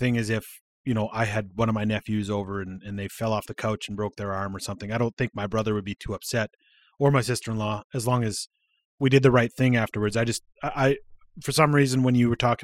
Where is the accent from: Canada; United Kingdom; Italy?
Canada; Regina, Saskatchewan; moved away; also born or lived in Calgary / Red Deer; When we lived in Regina, like I was born in Regina